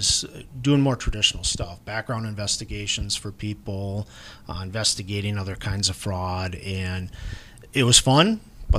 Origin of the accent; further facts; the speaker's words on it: Hudson, Wisconsin, United States; also born or lived in Milwaukee, Wisconsin / Roberts, Wisconsin / Menomonie, Wisconsin; I grew up in Hudson, Wisconsin, graduated from high school there